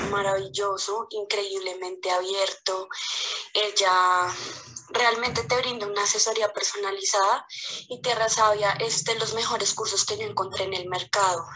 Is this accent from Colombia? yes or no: yes; Bogotá, Colombia; soy de Bogotá, Colombia